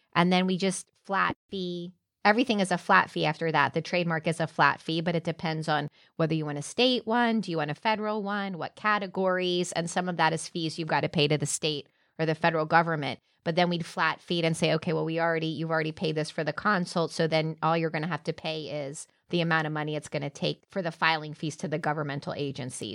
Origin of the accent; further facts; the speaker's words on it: Orlando, Florida, United States; also born or lived in Jacksonville; I'm from Avalon Park on the east side of town